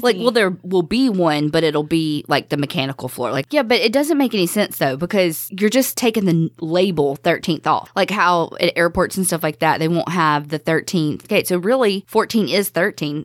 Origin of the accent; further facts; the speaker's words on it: the South, United States; growing up in the South